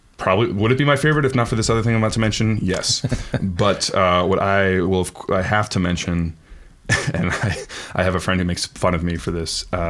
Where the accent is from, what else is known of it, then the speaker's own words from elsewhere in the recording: Stockholm, Stockholm County, Sweden; We are both from Stockholm, Sweden.